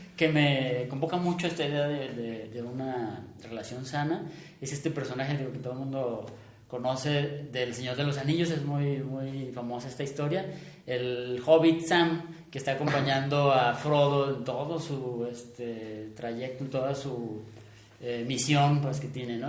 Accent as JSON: {"language": "Spanish", "country": "Mexico", "said": "nuestra propia identidad como mexicano"}